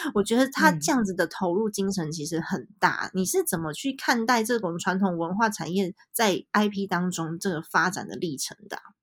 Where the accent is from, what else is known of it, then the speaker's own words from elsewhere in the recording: Taipei, Taiwan; 因为我其实在台北长大，然后我台语也讲得烂